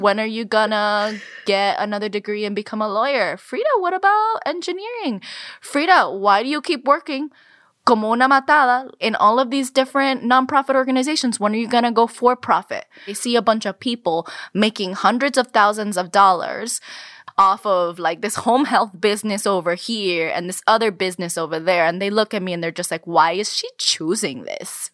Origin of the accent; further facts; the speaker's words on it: Miami, Florida, United States; also born or lived in Cuba; Carmen and I were both born in Cuba and raised in the United States, in Miami specifically